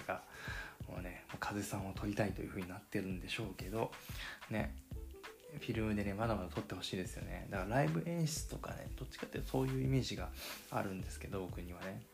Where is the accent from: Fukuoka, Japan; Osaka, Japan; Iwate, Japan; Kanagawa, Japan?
Fukuoka, Japan; accent: Hakata dialect; 僕、博多弁ネイティブなんで